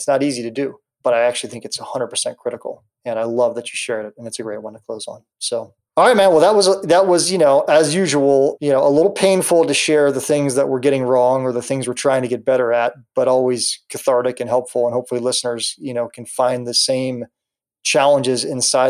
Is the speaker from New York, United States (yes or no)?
no; Columbus, Ohio, United States; I grew up in Columbus, Ohio. I live in Columbus, Ohio